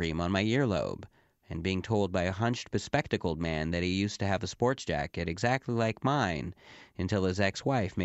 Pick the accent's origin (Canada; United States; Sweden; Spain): Canada; they know that I'm Canadian